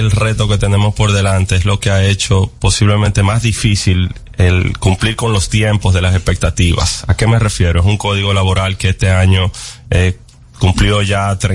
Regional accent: Dominican Republic; y como dominicanos, ojalá sea en esta gestión que podamos seguir avanzando

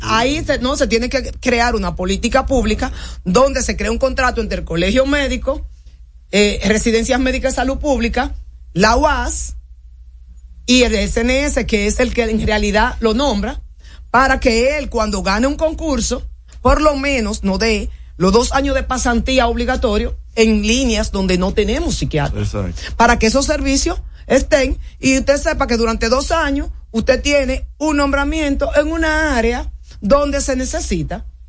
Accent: Dominican Republic; nosotros los psiquiatras dominicanos

